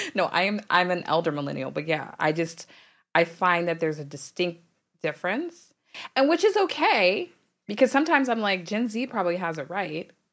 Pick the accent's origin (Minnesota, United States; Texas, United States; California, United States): Texas, United States; Dallas; I'm from Dallas